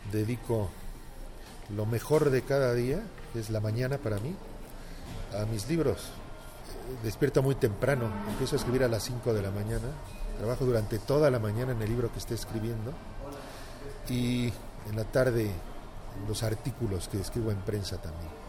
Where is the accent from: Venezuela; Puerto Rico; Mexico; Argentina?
Mexico; now in Barcelona, Spain